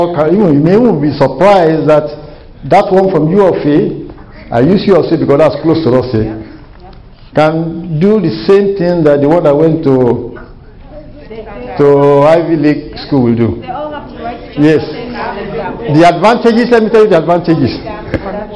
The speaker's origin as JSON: {"language": "English", "country": "Nigeria", "moved": "as an adult", "lives_now": "United States", "said": "I came from Nigeria, and I have my bachelor in Nigeria, and I just got my master's here"}